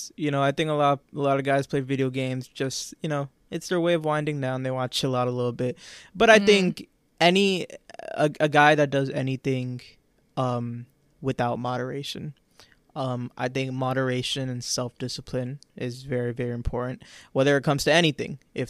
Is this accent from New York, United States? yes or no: yes; New York, United States; I grew up in New York.